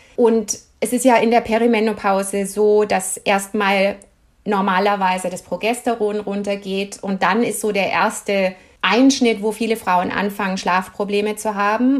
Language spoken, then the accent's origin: German; Germany; moved away as an adult; also born or lived in United States; now in Canada; ich bin Deutsche.